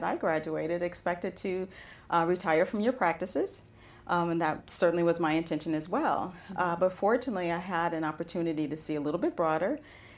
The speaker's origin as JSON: {"language": "English", "country": "United States", "said": "as an American"}